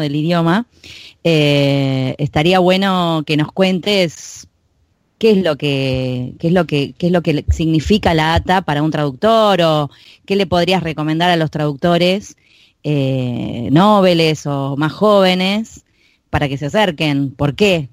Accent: Buenos Aires, Argentina; accent: porteño; yo soy muy porteña, muy de Buenos Aires

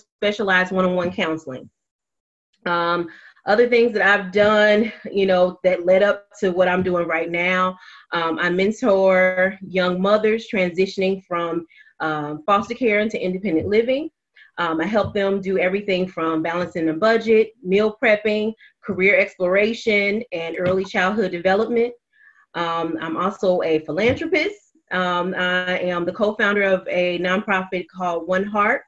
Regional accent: Cincinnati, Ohio, United States; I'm from Cincinnati, Ohio, born and raised.

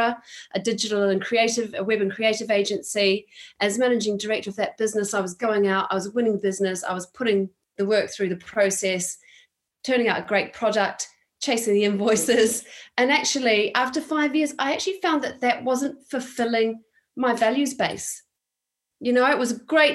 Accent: Wellington, New Zealand; moved away as an adult; also born or lived in London / Edinburgh; now in North East England, United Kingdom; I'm a Kiwi. I've lived in the northeast of England since the year 2002, so nearly 20 years. And, you know, growing up in Wellington, New Zealand

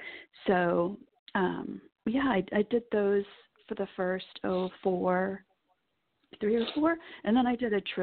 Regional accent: Nebraska, United States; I grew up in Nebraska

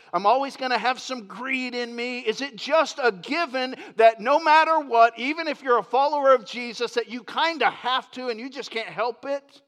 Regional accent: Lakeland, Florida, United States; moved away; also born or lived in Grand Rapids, Michigan; I grew up in Lakeland, Florida

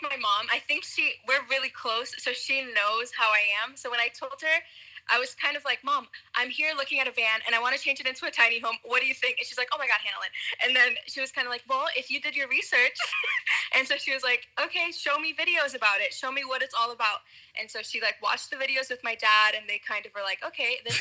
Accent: Rhode Island, United States; moved away; I'm from Rhode Island

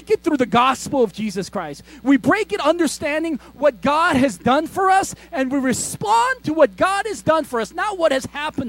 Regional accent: United States; I grew up in America

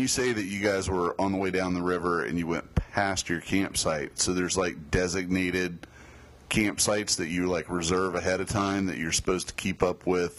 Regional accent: Tennessee, United States; where I grew up in Tennessee

